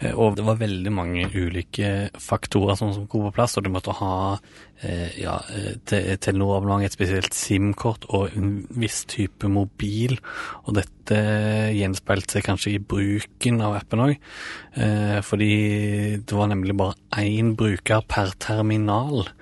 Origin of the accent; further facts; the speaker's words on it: Ålgård, Rogaland, Norway; now in Oslo, Norway; jeg søkte hjem til Ålgård, der jeg er fra, da, fra Oslo.